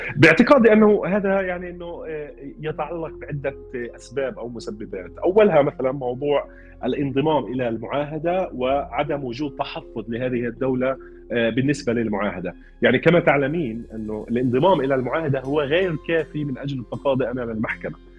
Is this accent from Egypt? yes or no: no; Palestine; انا كمحامي فلسطيني